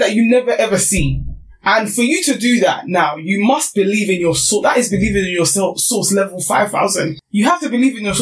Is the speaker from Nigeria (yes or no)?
yes; Nigeria; being Nigerian